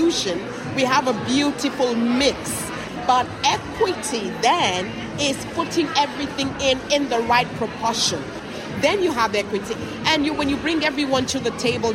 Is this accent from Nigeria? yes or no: yes; Nigeria; now in Ireland; I'm from Nigeria originally. I live in such and such place